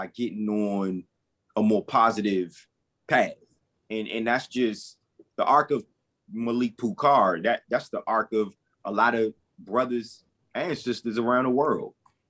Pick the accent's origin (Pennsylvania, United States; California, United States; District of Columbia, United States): District of Columbia, United States; Washington; also born or lived in Maryland; Growing up in Fallsville, Maryland, Washington, D.C.